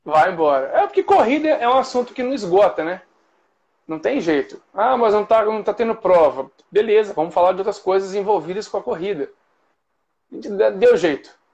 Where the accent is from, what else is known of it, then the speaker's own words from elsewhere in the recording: Cataguases, Minas Gerais, Brazil; also born or lived in Juiz de Fora; now in Rio de Janeiro, Brazil; Eu sou de, de Cataguases. Eu morei Cataguases. muitos anos em Juiz de Fora. Mas eu sou de Cataguases